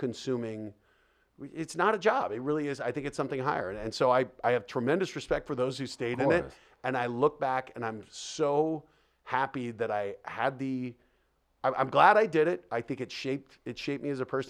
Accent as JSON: {"language": "English", "town": "Denver", "region": "Colorado", "country": "United States", "tie": "born or raised there", "said": "growing up in Denver"}